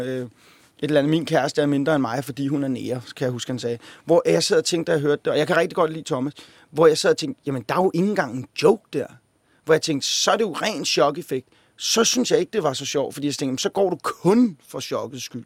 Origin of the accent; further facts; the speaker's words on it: Copenhagen, Capital Region of Denmark, Denmark; Jeg voksede op på Amager.